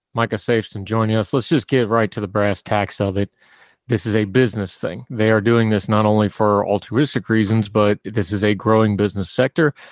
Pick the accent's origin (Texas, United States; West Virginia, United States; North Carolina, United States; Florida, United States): West Virginia, United States; I grew up in a culture. I'm from West Virginia it's a big hunting thing